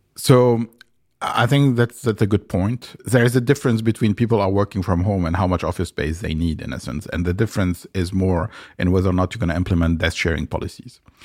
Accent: Lebanon; moved away; also born or lived in France; I grew up in Lebanon, which is, uh, a country in the Middle East

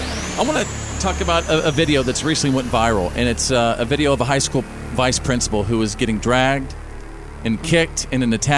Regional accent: Bowie, Texas, United States; growing up in Bowie, Texas

